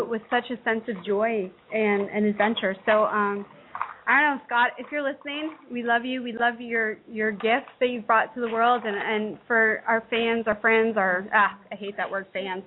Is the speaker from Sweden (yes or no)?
no; Canada; I'm Canadian.